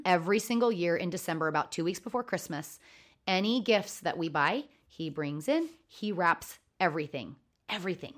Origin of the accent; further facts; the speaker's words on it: Oregon, United States; I grew up in Oregon